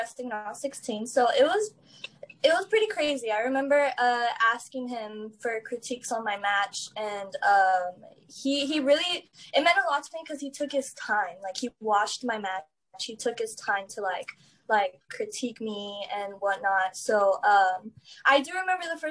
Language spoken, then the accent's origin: English; Laredo, Texas, United States; also born or lived in Houston; I'm from Laredo